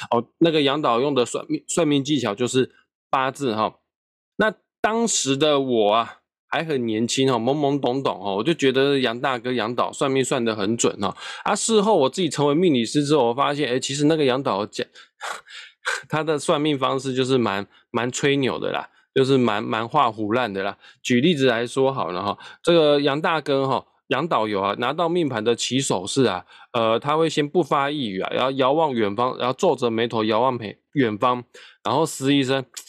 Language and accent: Chinese; Kaohsiung, Taiwan; 我身为高雄人